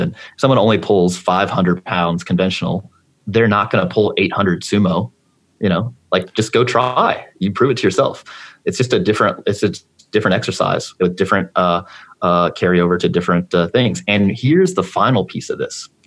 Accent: St. Charles, Missouri, United States; I grew up in St. Charles

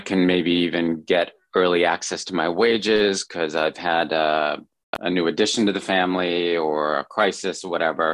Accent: United States; moved away; also born or lived in China; as a fellow compatriot, as an American

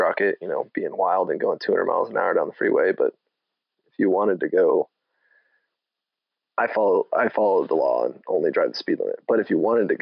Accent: Weatherford, Texas, United States; also born or lived in Oklahoma; now in Fort Worth, United States; Born and raised in Weatherford, Texas, about 4 hours south of OSU.

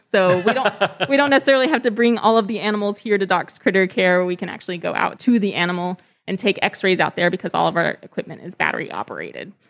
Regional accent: Texas, United States; moved away as an adult; also born or lived in California; I grew up in Texas

